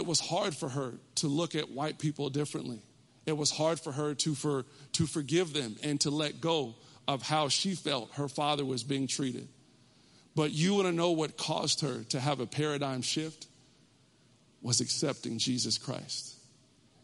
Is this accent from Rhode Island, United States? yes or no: no; Texas, United States; I grew up in Texas